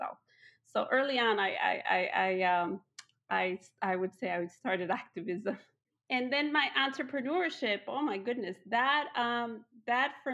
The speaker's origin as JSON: {"language": "English", "town": "Chicago", "region": "Illinois", "country": "United States", "tie": "born or raised there", "also_born_or_lived": "Mexico", "second_language": "English", "said": "I'm a Mexicana, Latina. I came to the United States as a kid. My parents brought us over, and we lived in Chicago. So I grew up in Chicago"}